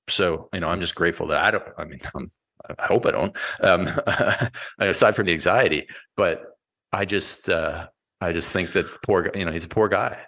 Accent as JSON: {"language": "English", "country": "Canada", "tie": "born or raised there", "said": "I was born in Canada and I'm a hockey player"}